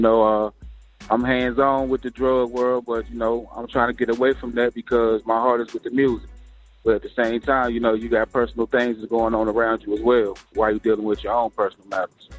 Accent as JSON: {"language": "English", "town": "Greensboro", "region": "North Carolina", "country": "United States", "tie": "born or raised there", "also_born_or_lived": "Brooklyn, New York", "said": "I'm born in Brooklyn, New York, but ah. raised uh, here in Greensboro, North Carolina. That's what I claim."}